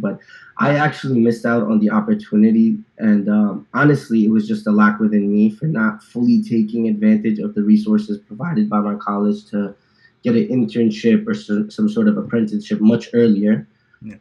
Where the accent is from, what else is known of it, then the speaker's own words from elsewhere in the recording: New Jersey, United States; moved away as an adult; now in Dallas, United States; born and raised in New Jersey